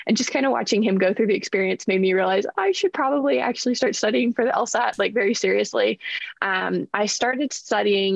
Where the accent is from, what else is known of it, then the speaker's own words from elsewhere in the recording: West Texas, United States; moved away as an adult; also born or lived in Ohio; I'm originally from West Texas, which is a really interesting place to grow up